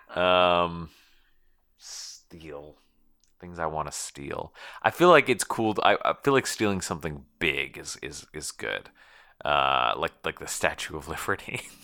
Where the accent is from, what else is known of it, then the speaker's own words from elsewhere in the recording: Connecticut, United States; I'm from Connecticut, or, or, like, Connecticuter